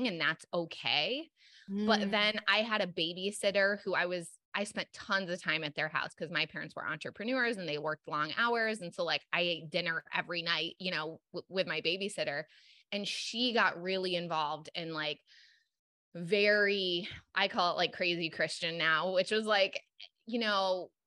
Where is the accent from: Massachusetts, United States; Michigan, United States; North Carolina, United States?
Michigan, United States; now in Los Angeles, United States; I grew up in Michigan